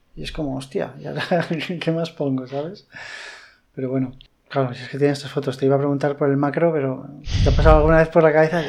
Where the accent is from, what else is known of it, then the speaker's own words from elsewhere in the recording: Madrid, Community of Madrid, Spain; now in Valencia, Spain; yo soy madrileño